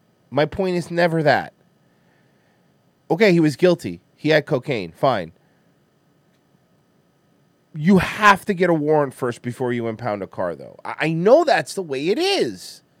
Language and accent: English; Chicago, Illinois, United States; I'm from Chicago.